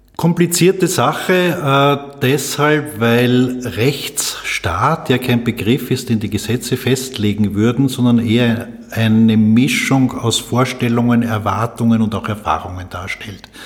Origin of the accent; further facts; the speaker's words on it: Salzburg, Austria; now in Vienna, Austria; Ich bin 1960 in Salzburg geboren, bin also Migrant in Wien